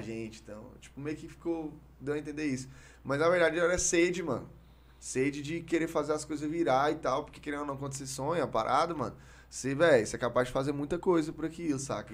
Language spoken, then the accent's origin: Portuguese; Palmeiras de Goiás, Goiás, Brazil; accent: Goiás; also born or lived in Goiânia; sou de Goiânia, nasci em Goiânia, mas aí eu mudei pra Palmeiras.